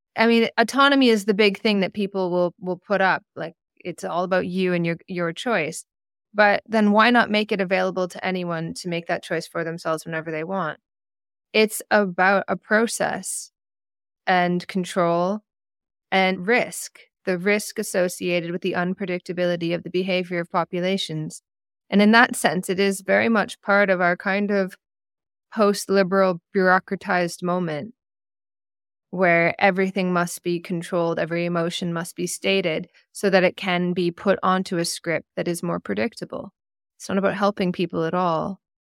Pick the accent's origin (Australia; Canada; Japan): Canada; being a Canadian